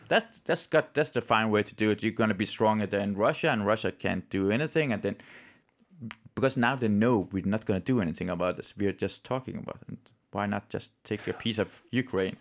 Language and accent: English; Iran; now in Denmark; I'm from Iran